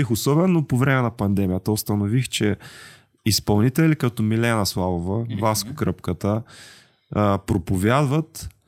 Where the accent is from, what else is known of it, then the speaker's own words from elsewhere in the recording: Yambol, Yambol Province, Bulgaria; born there; now in Straldzha, Bulgaria; Роден съм в Ямбул, живея